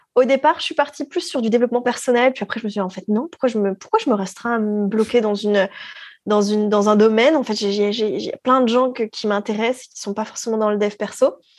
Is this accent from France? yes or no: yes; France; moved away as an adult; now in Quebec, Canada